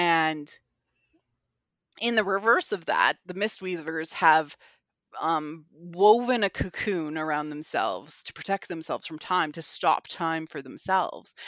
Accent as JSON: {"language": "English", "country": "Canada", "tie": "born or raised there", "said": "growing up in Canada means, like, I would have four feet of snow regularly"}